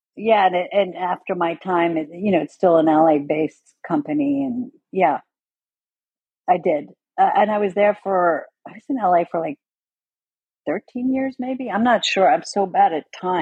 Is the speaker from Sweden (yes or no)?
yes; Sweden; moved away; I grew up in Sweden